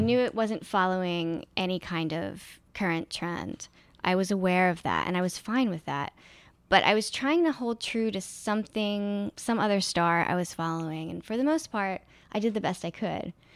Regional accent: Philadelphia, Pennsylvania, United States; moved away; the city that I grew up in. And I found that I really loved a lot of it. And one of the things I like about Philly

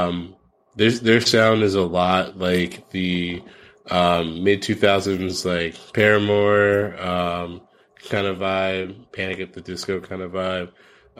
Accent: East Coast, United States; I'm from the East Coast.

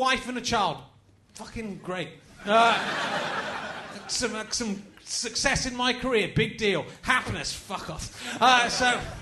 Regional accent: London, United Kingdom; as a Londoner

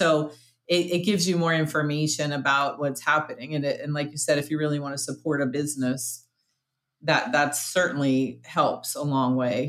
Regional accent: New York, United States; it might be because I grew up in New York

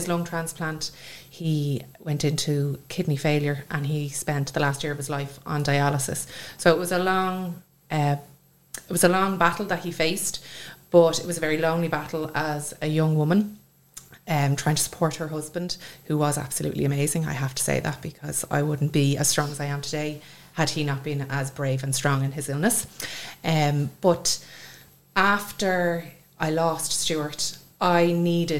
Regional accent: Swords, Leinster, Ireland; I'm from Swords

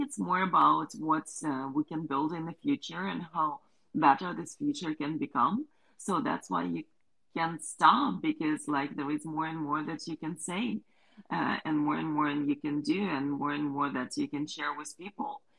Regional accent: Ukraine; We're both from Ukraine

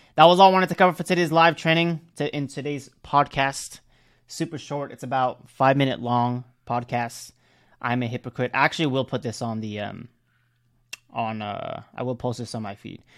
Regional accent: Cebu, Central Visayas, Philippines; I'm from Cebu

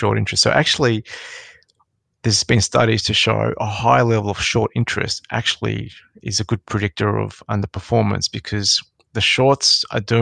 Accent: Sydney, New South Wales, Australia; So I grew up in Western Sydney.

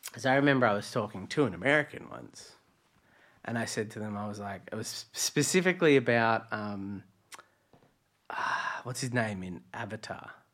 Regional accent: Latrobe Valley, Victoria, Australia; now in Melbourne, Australia; I was a country kid in you know, Latrobe Valley

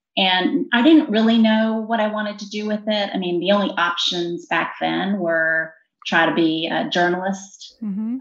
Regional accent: Virginia, United States; born or raised there

